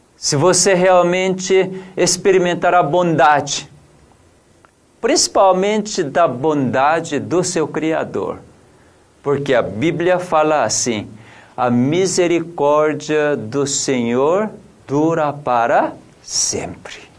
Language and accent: Portuguese; South Korea; Portuguese is a second language; also born or lived in São Paulo, Brazil; now in Brazil; Eu, como coreano